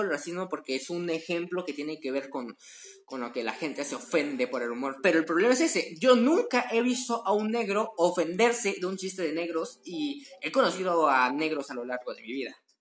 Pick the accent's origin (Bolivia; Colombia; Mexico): Mexico; soy mexicano